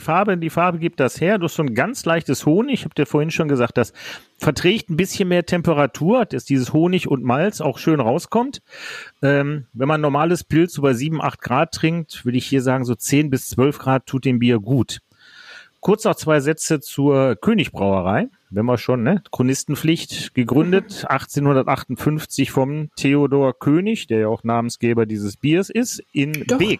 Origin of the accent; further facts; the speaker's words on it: Duisburg, North Rhine-Westphalia, Germany; now in Krefeld, Germany; ich bin gebürtiger Duisburger, aber ich wohne in Krefeld